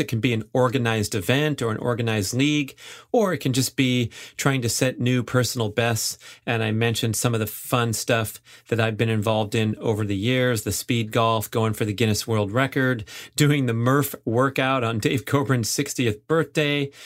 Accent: Los Angeles, California, United States; moved away; go back to my hometown

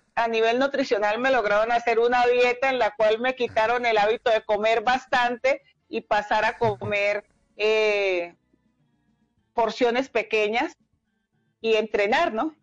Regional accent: Cali, Valle del Cauca, Colombia; also born or lived in Candelaria, Valle del Cauca; yo nací en Candelaria, pero prácticamente me crié en Cali, en, la comuna 16 en Mariano Ramos

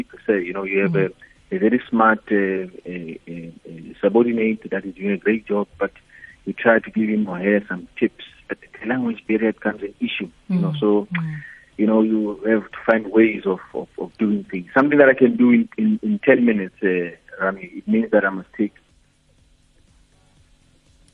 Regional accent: South Africa; moved away as an adult; now in Tanzania; I'm a South African who's living in Tanzania

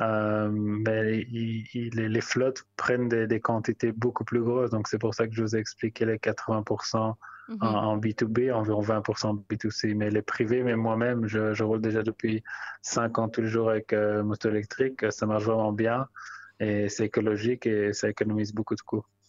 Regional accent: Belgium; moved away as an adult; also born or lived in London; now in Tel Aviv, Israel; je suis originaire de Belgique et après j'étais environ 8 ans à Londres. Là, ça fait 10 ans que je suis en Israël

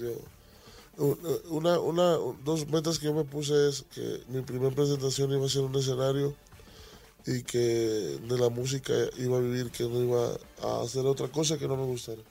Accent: Tomatlán, Jalisco, Mexico; moved away; also born or lived in United States

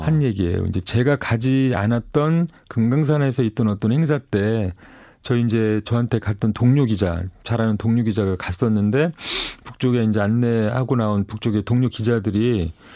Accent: Seoul, South Korea; 전 서울에서 온 사람입니다

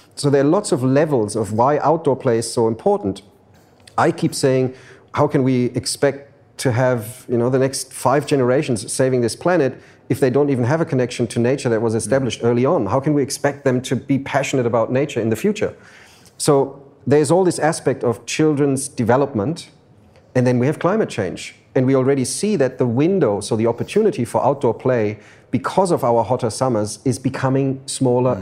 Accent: Frankfurt, Hesse, Germany; moved away as an adult; now in Sydney, Australia; I grew up in Frankfurt, in Germany

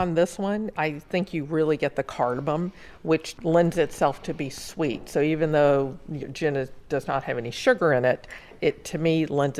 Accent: the South, United States; moved away as an adult; So I'm from the South. We drink gin and tonics all year round. So even though I moved up here 30 plus years ago

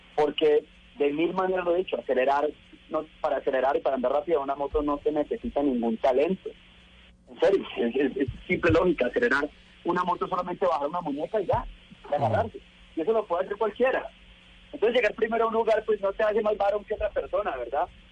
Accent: Colombia; mi país

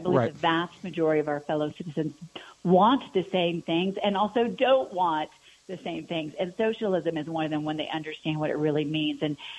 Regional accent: Aurora, Colorado, United States; growing up on Lowry Air Force Base in Aurora, my dad was a lieutenant colonel in the Air Force.

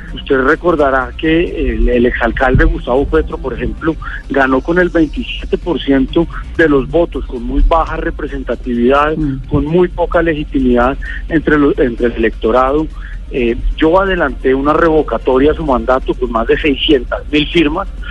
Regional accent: Bogotá, Colombia; ese ha sido un sueño como bogotano

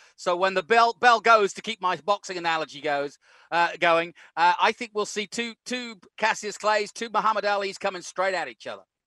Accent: England, United Kingdom; now in Austin, United States; I grew up in England

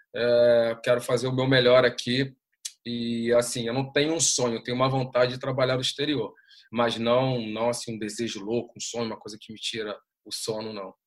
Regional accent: Brazil; desde que a gente também possa trabalhar fora do nosso país

